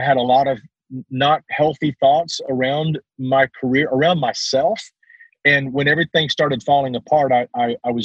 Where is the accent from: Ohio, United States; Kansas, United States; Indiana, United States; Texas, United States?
Texas, United States; Southern; accent: Southern Texas; my Southern Texas accent